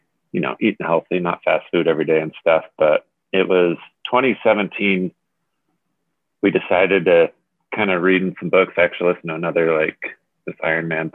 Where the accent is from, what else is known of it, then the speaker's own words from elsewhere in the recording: Park City, Utah, United States; also born or lived in Colorado; I live in Utah, just outside of Park City area. I grew up in Park City for most part. I was born in Colorado